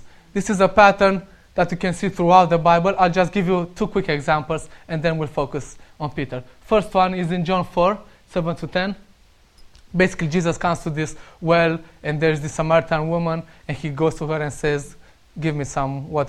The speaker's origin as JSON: {"language": "English", "country": "Romania", "second_language": "English", "moved": "yes", "said": "I'm Romanian and I still need to work on my accent."}